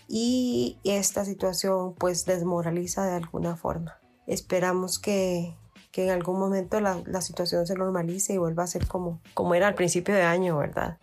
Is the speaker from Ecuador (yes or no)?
yes; Ecuador; del Club de Fans Apoyo Total del Bayern en Ecuador